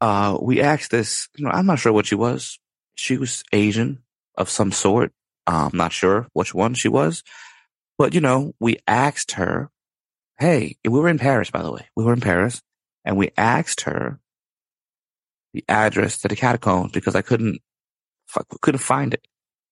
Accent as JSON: {"language": "English", "country": "Ireland", "said": "You know, I love Dublin. I'm not saying that because I'm Irish."}